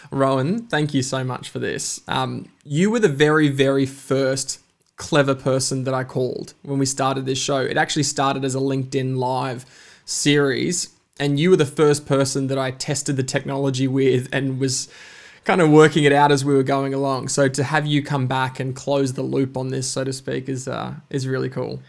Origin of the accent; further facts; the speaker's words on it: Bundaberg, Queensland, Australia; also born or lived in Alice Springs, Northern Territory; I was born in Bundaberg, uh, up in Queensland. Uh, I moved quite quickly to Alice Springs and then, uh, spent five years in the Northern Territory before moving back to Bundaberg and spent most of my kind of early life there